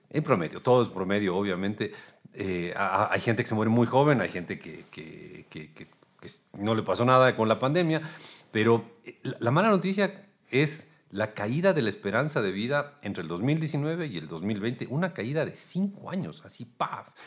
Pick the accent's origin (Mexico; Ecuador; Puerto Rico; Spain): Ecuador; nosotros como ecuatorianos